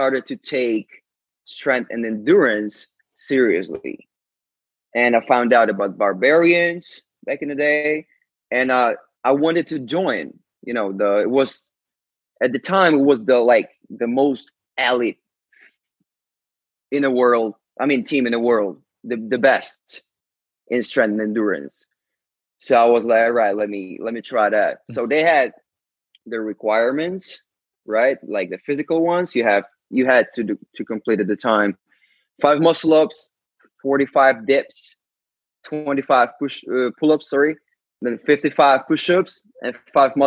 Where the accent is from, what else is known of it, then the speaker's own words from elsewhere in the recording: Ukraine; English is a second language; I'm from Ukraine. I barely spoke English at the time